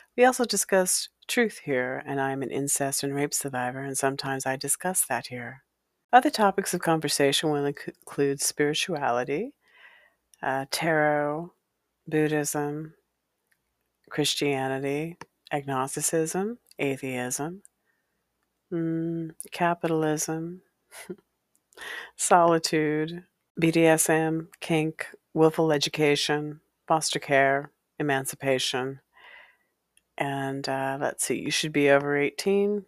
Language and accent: English; Walla Walla, Washington, United States; while I was growing up in Walla Walla, Washington